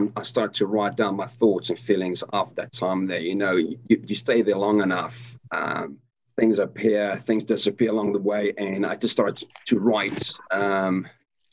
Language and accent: English; South Africa; moved away; born and raised in South Africa, and I left the country in 2000